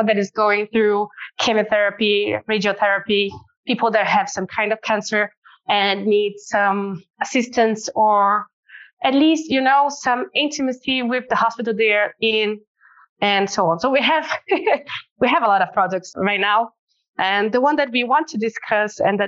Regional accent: Northeast Region, Brazil; now in São Paulo, Brazil; we are from Brazil. Actually, to be more precise, we are from the northeast part of Brazil, although we have our headquarters here in São Paulo

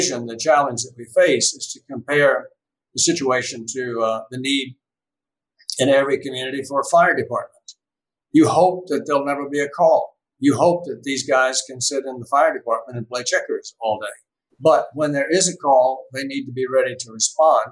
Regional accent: United States; as a veteran and as an American citizen

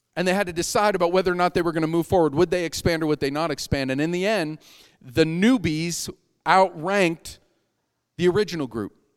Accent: Erie, Pennsylvania, United States; moved away; I grew up in Erie, Pennsylvania.

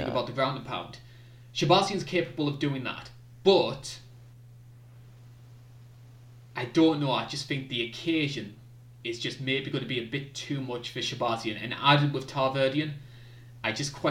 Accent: United Kingdom; I'm a Brit

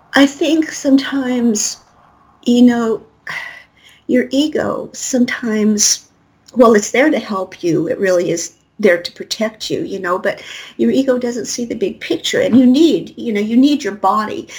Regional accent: Colorado, United States; I'm from Colorado

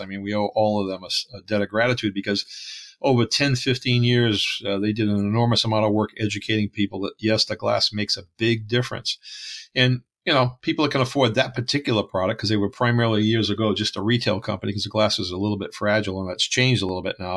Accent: Canada; I'm French Canadian

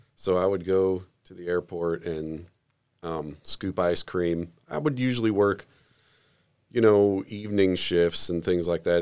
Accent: Southern Illinois, United States; also born or lived in Jacksonville, Florida; I was raised mostly in Southern Illinois, but during that time, for about five years, my family lived in Jacksonville, Florida

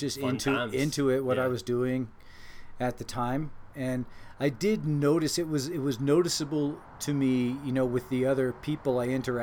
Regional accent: Laurel, Maryland, United States; Is where I spent most of my childhood

